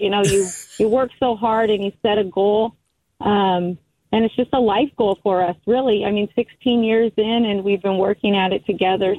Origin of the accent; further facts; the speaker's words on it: United States; I'm Native American also, grew up on the Fort Mojave Indian Reservation